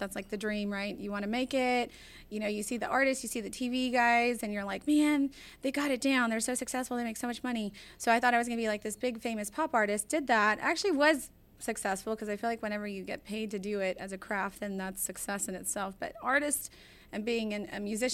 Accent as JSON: {"language": "English", "town": "Houston", "region": "Texas", "country": "United States", "tie": "born or raised there", "also_born_or_lived": "Midwest", "said": "I was actually born in the Midwest, but raised in Houston since 6 months old. So I resonated with Houston as my hometown."}